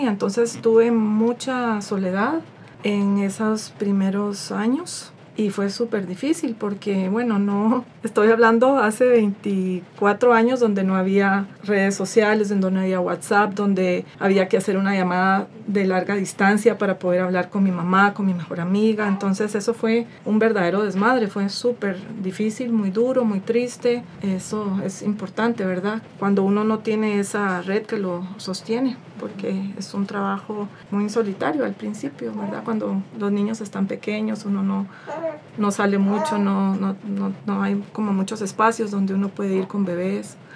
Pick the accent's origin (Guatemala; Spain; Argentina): Guatemala; moved away as an adult; now in Costa Rica; yo soy guatemalteca entonces cuando me vine a vivir acá